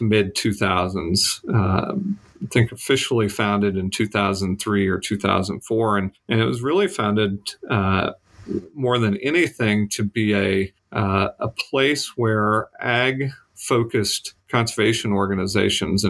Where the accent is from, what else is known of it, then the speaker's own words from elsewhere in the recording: Wyoming, United States; now in Colorado, United States; I grew up in Wyoming